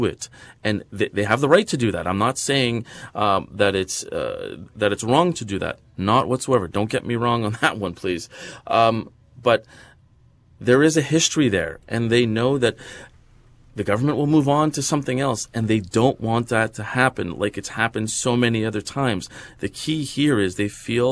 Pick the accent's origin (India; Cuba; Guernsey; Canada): Canada